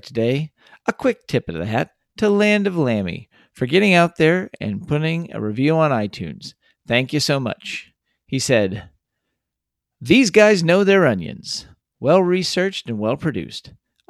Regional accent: Texas, United States; born or raised there

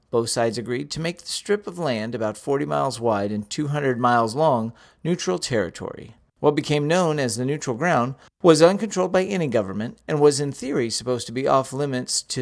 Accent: Texas, United States; three friends born and raised in the Lone Star State share our views on the history, culture, and just what it means to be Texan.

